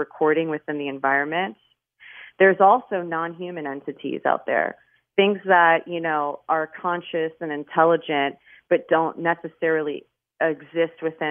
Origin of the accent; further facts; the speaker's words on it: Miami, Florida, United States; I'm born and raised in Miami